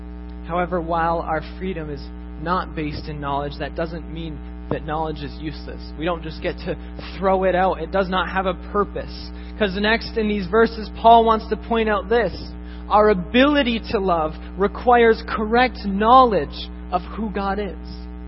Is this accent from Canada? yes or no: no; Japan; Growing up in Japan, I saw this firsthand.